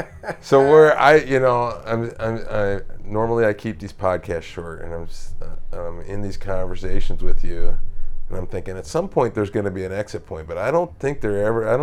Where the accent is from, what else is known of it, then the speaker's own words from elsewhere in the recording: Pella, Iowa, United States; I'm from Pella, Iowa, a town of southern Iowa.